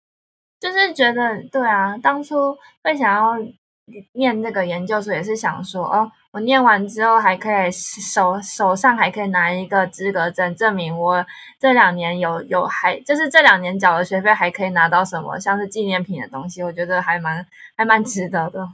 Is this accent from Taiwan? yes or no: yes; Taiwan; accent: Taiwanese accent; moved away as an adult; now in South Korea; 我是台湾人